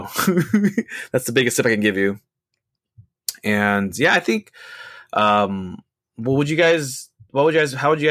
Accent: United States; we're from America.

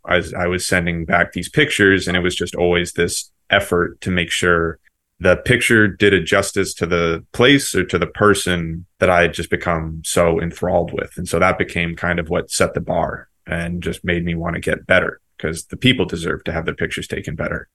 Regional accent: Seacoast, New Hampshire, United States; I'm from New England, particularly uh, Seacoast, New Hampshire

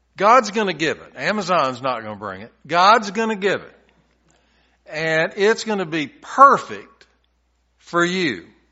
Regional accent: Tennessee, United States; When I was a little boy growing up in Tennessee

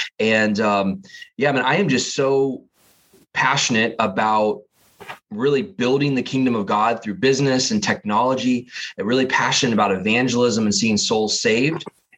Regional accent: Massachusetts, United States; born there; now in Portland, United States; I was born actually on the East Coast in Massachusetts, and currently live out here on the West Coast, kind of in the Portland, Oregon area.

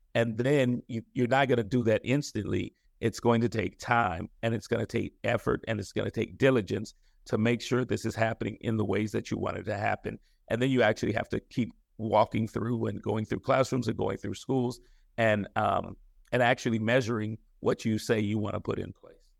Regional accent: San Francisco, California, United States; born and raised in San Francisco

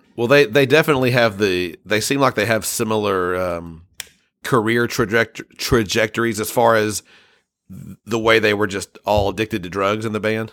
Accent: United States; being an American

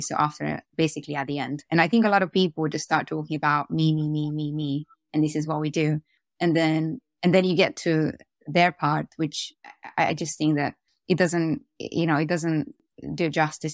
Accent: Romania; moved away as an adult; also born or lived in Austin, Texas; now in United Kingdom; I grew up in Romania, so I, I went to, I went to school there. I went to high school in Romania.

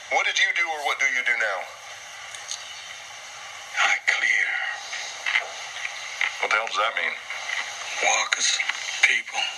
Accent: Atlanta, Georgia, United States; I'm from Atlanta. I'm a forensic psychiatrist

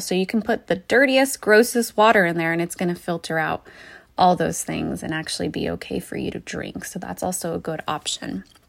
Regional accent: New Mexico, United States; now in Oregon, United States; I'm originally from New Mexico, so that is a place where water is very critical

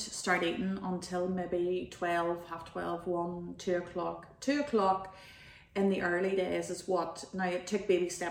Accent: Dromore, Northern Ireland, United Kingdom; I'm from Drumore.

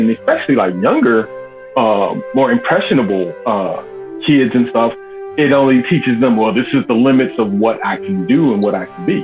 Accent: Chicago, Illinois, United States; I'm born and raised in Chicago, Southside, Roseland, 104th.

